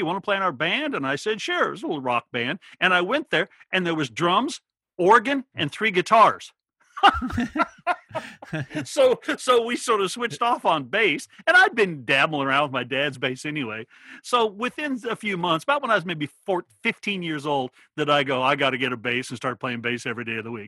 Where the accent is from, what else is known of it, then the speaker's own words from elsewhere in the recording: Oregon, United States; moved away; But the little town was 10 miles away and still a very, very small town. But yeah, that's where I grew up in Oregon.